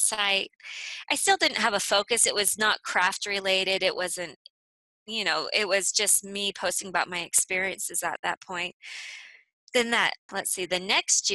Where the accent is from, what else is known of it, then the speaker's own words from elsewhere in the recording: California, United States; moved away as an adult; also born or lived in Copenhagen, Denmark; I'm from California